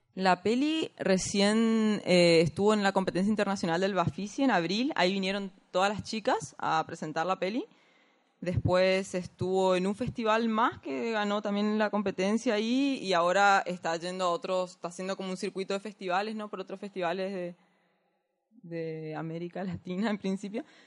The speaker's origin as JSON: {"language": "Spanish", "region": "Corrientes", "country": "Argentina", "said": "yo soy de Corrientes"}